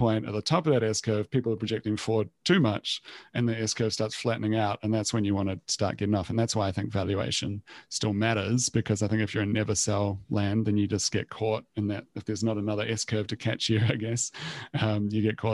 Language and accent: English; New Zealand; moved away as an adult; also born or lived in Copenhagen, Denmark / Australia; now in Sydney, Australia; I'm originally from New Zealand, so I was in Copenhagen.